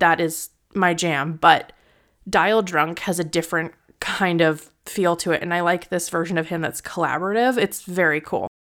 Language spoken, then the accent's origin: English; Edmonton, Alberta, Canada; moved away; I was originally from Edmonton